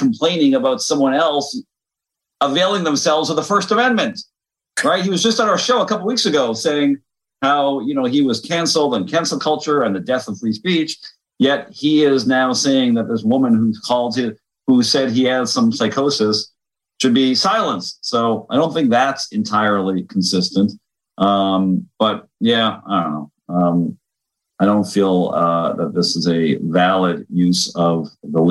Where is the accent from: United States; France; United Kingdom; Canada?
Canada; as a Canadian, she's actually my head of state